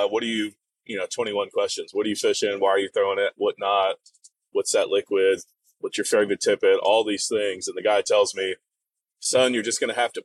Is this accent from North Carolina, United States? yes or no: yes; Western North Carolina, United States; I grew up in the Western North Carolina, so on the Nantahala River and the Hiawassee River area